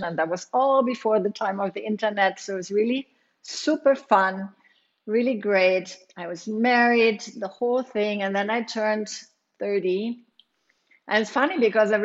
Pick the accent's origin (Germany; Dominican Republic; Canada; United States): Germany; moved away; I grew up in Germany